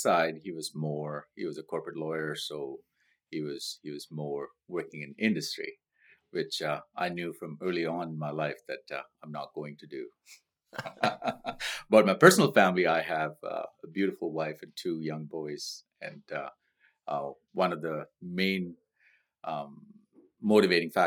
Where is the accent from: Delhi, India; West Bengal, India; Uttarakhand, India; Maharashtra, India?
Maharashtra, India; Mumbai; moved away as an adult; now in Victoria, Canada; I grew up in a beautiful place called Mumbai in India. I immigrated to Canada in 1991.